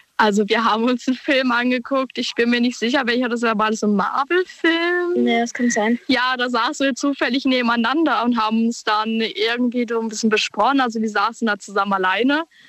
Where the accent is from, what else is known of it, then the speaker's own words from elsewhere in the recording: Karlsruhe, Baden-Württemberg, Germany; ich bin aus Karlsruhe